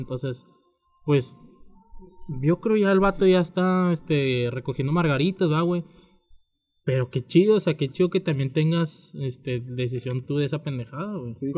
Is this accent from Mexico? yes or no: yes; Monterrey, Nuevo León, Mexico; soy de Monterrey